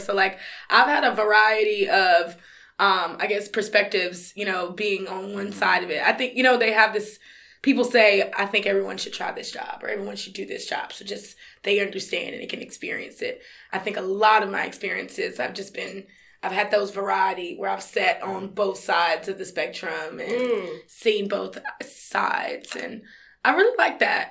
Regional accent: North Carolina, United States; I'm from North Carolina

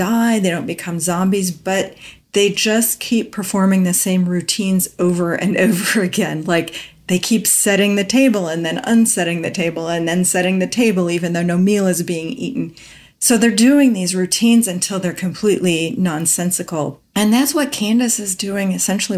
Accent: Kansas, United States; grew up partly in the Midwest, which is where I grew up. I'm from Kansas

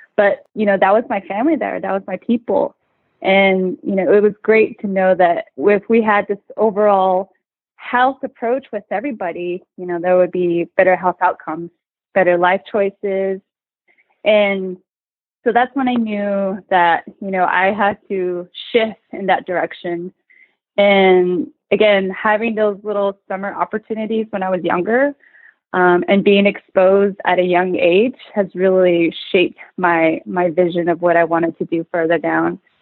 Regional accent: New Mexico, United States; now in Portland, United States; I'm originally from Vicente, New Mexico. It's a small rural community

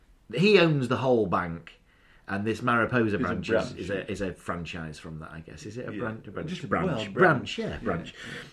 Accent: Doncaster, Yorkshire and the Humber, United Kingdom; now in Pontefract, United Kingdom; I'm from Doncaster, but now I live in Pontefract.

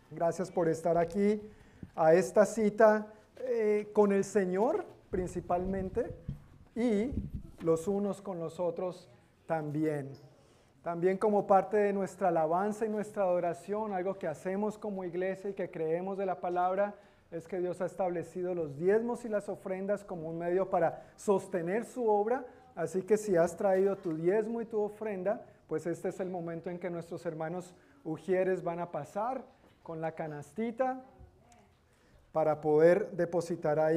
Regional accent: Colombia; soy de Colombia también. ¿De Barranquilla? Ah, bueno, no soy de Barranquilla, pero.

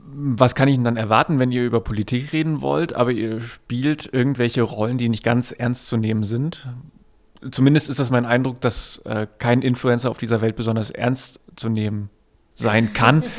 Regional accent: East Germany, Germany; ich aus dem Osten komme

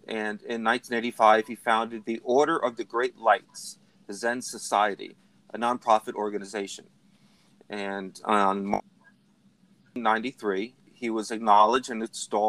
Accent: New Jersey, United States; my home state here in New Jersey

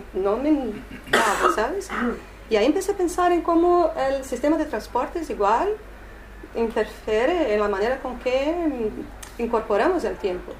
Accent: São Paulo, Brazil; Spanish is a second language; moved away; also born or lived in Rio de Janeiro; yo no soy de Río, ¿eh? yo vivía ahí, yo soy de São Paulo

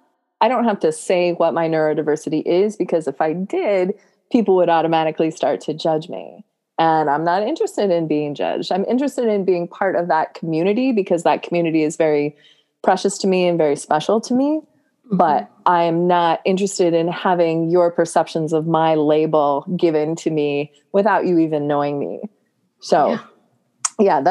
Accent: Nebraska, United States; now in Minnesota, United States; I grew up in Nebraska. So I did not grow up here

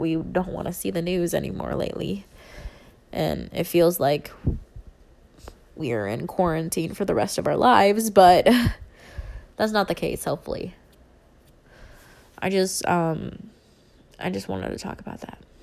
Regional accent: Philippines; I'm Filipino

